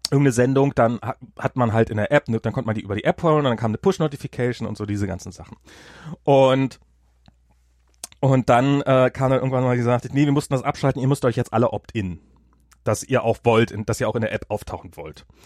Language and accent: German; United States; German is a second language; hier für mich als Amerikaner.